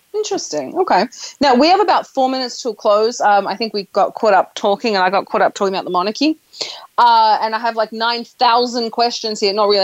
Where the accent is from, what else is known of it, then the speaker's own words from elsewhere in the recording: Australia; I am Australian. I'm Australian, which is part of the Commonwealth